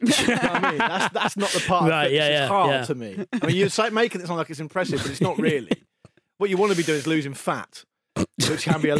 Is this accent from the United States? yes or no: no; United Kingdom; I grew up on the South Coast. It's windy all the time.